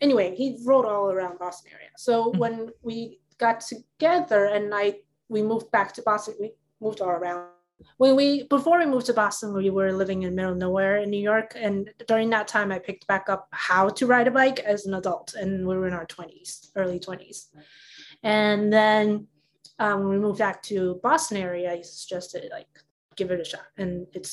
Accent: Taipei, Taiwan; moved away; I grew up in Taiwan, and I lived in Taipei, which is the capital city

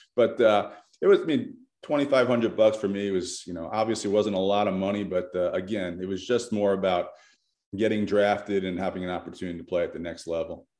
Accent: New York, United States; moved away as an adult; I grew up in New York

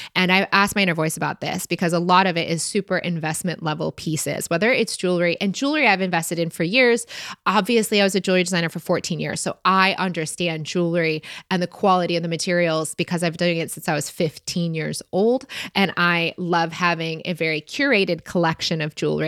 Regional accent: Michigan, United States; we're both from Michigan

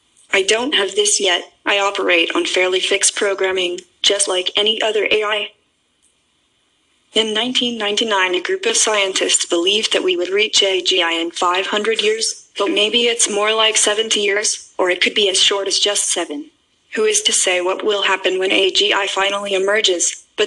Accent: Hong Kong; I'm from Hong Kong. So I suppose that I know dim sum.

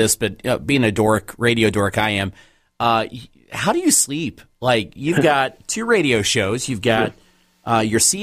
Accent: Evansville, Indiana, United States; my hometown of Evansville, Indiana

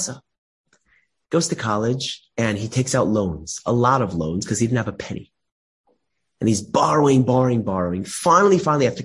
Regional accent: Los Angeles, California, United States; I have a good friend of mine growing up in Los Angeles. We grew up together

